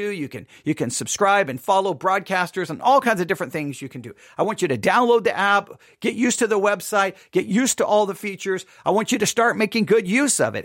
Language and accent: English; Buffalo Gap, Texas, United States; also born or lived in Abilene, Texas; we moved from Abilene, Texas to Buffalo Gap, Texas. And I loved growing up in Buffalo Gap, Texas.